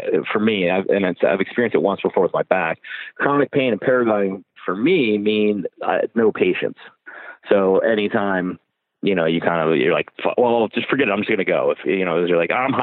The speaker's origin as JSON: {"language": "English", "country": "United States", "moved": "yes", "said": "we come from America"}